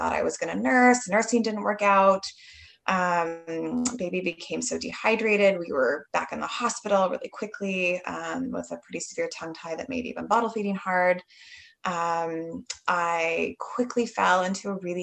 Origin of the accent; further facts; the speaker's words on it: Canada; I'm from Canada